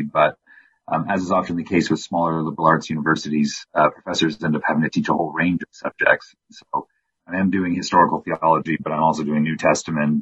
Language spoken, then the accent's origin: English; Windsor, Ontario, Canada; now in Colorado, United States; my hometown of Windsor, Ontario